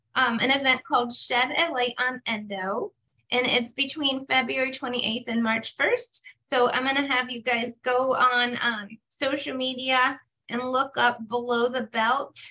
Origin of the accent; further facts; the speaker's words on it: Finger Lakes, upstate New York, United States; where I grew up in the Finger Lakes in upstate New York